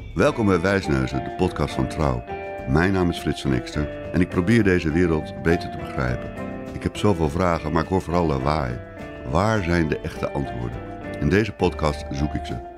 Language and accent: Dutch; Amsterdam, North Holland, Netherlands; ik ben inmiddels wat ouder, wit, geboren in Amsterdam en ik woon er nog steeds